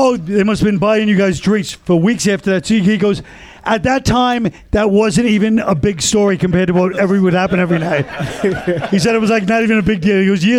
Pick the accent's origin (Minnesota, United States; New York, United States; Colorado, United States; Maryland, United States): New York, United States; New York City; also born or lived in Hell's Kitchen, New York City; I'm not from Hell's Kitchen. You can be. I'm from Park Slope.